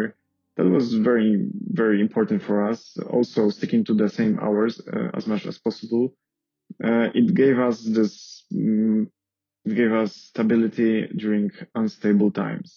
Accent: Poland; moved away as an adult; now in Paris, France; I am from Poland.

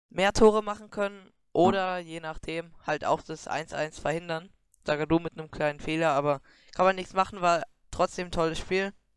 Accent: near Wiesbaden, Hesse, Germany; wir kommen aus der Nähe von Wiesbaden

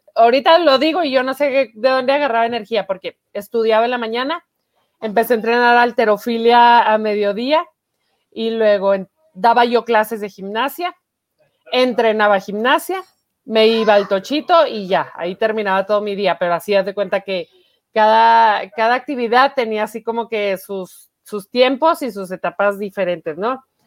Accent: Chihuahua, Mexico; Yo soy de aquí, de Chihuahua, Chihuahua. Mm, aquí nací

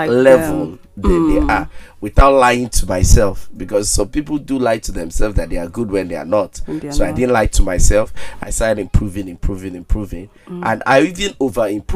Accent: Enugu, Enugu State, Nigeria; One good thing about growing up in Enugu is that we have time.

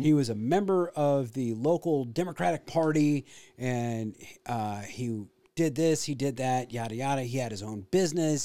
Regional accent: Illinois, United States; growing up in Illinois

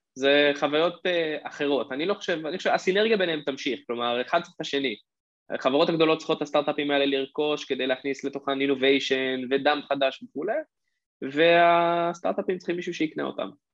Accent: Israel; בתור ישראלי

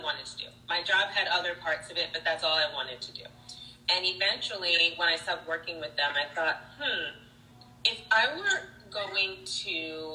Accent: New York City, New York, United States; I grew up in New York City

